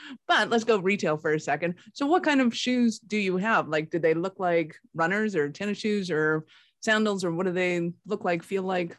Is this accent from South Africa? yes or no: no; Canada; being a Canadian